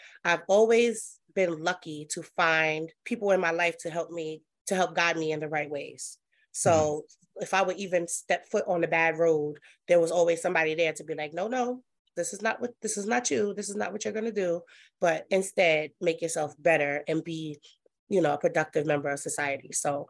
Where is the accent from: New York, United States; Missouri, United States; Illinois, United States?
New York, United States; Brooklyn; I am from Brooklyn, New York. That's where I was born and raised. I was actually born in St. John's, which is now named Interfaith Hospital.